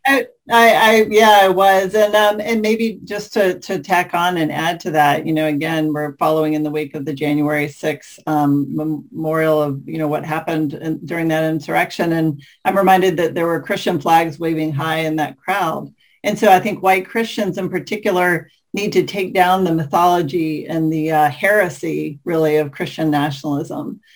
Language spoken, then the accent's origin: English; the South, United States; as a white person growing up in the South